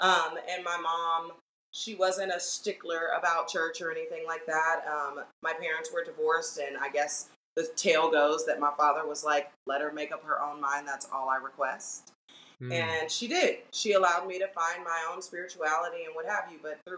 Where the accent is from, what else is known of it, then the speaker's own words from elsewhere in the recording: Los Angeles, California, United States; I grew up in Los Angeles, California. I started performing professionally middle school age. I was like 13 the first time I got paid for a professional gig, which was one of my teachers at Bancroft Junior High